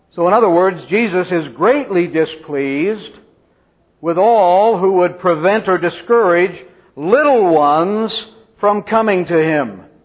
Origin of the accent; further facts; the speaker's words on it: Central California, United States; I grew up in Central California in an Arminian Baptist dispensational church